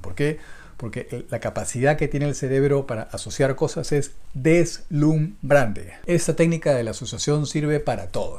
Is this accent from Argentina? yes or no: no; Peru; yo soy de Perú